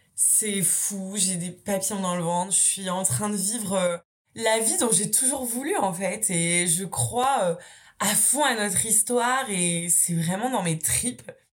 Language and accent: French; Brittany, France; moved away as an adult; also born or lived in Nantes / Marseille; je rentre chez moi en Bretagne